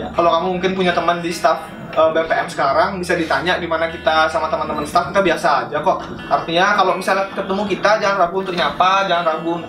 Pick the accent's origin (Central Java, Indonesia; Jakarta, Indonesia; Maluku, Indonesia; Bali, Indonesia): Bali, Indonesia; Saya juga sebagai orang Bali sedikit gimana ya berpikir, wih